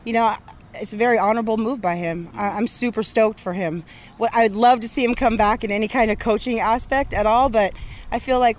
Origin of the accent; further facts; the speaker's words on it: San Bruno, California, United States; I'm from San Bruno, California.